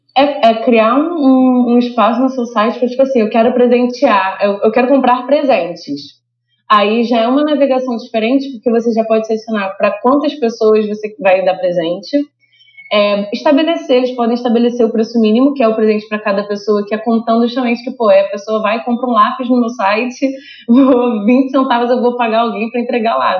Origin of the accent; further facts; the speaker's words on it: Rio de Janeiro, Brazil; eu sou do Rio